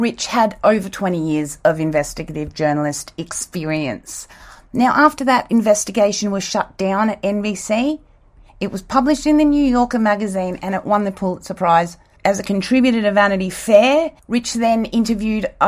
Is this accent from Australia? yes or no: yes; Australia; also born or lived in South Africa / United States; I was born in South Africa and we didn't get TV till I was 5 years old. And then not long after that, we moved to Australia and started watching Days of Our Lives when I was six